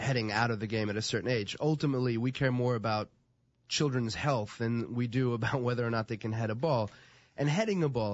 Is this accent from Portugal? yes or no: yes; Portugal; moved away; I grew up in Portugal. I grew up playing our club for the youth development